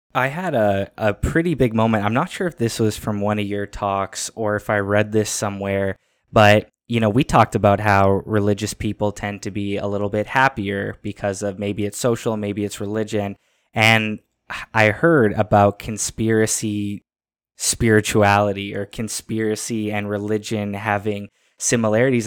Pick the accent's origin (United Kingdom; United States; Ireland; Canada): Canada; I'm in Canada, I'm a Canadian